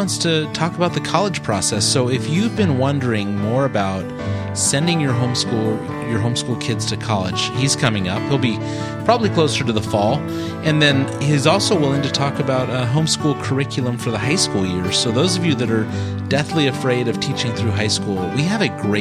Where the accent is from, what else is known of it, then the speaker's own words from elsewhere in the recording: California, United States; we're from California